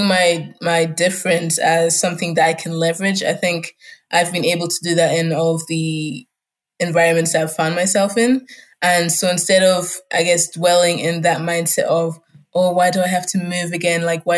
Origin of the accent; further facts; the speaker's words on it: Scotland, United Kingdom; first language German; English is a second language; also born or lived in Germany; I'm in Germany. German was my first language. I was going to kindergarten. I had my friends and some family there until, you know, 6 years later, my dad was like, oh, now we're relocating to Scotland in the UK.